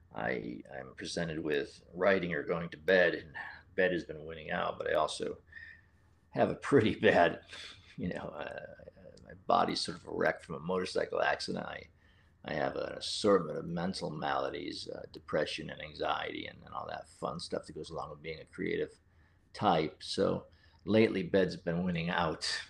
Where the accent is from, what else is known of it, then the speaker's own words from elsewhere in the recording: Central Connecticut, United States; moved away; my hometown